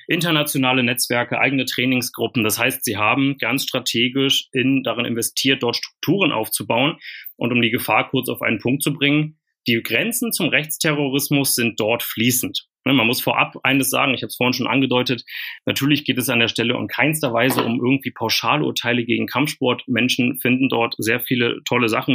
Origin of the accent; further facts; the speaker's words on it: Germany; also born or lived in East Berlin / Brandenburg; ich habe ja meine Jugend in Ostberlin und Ostbrandenburg verbracht in den 90er Jahren